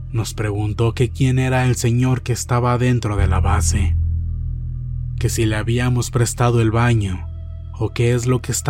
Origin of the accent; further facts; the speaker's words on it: Matehuala, San Luis Potosí, Mexico; Soy de Matehuala, San Luis Potosí, una ciudad muy cercana al pueblo mágico llamado Real de Catorce